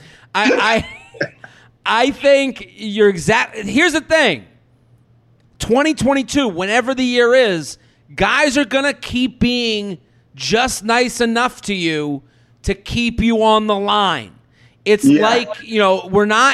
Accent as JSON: {"language": "English", "area": "outside of Boston", "region": "Massachusetts", "country": "United States", "tie": "born or raised there", "said": "I grew up outside of Boston. Like in the suburbs"}